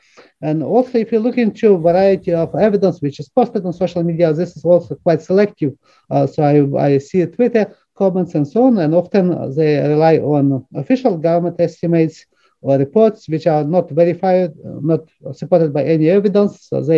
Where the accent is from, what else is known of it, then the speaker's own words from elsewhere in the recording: Ukraine; now in Ottawa, Canada; in addition that I'm originally from Ukraine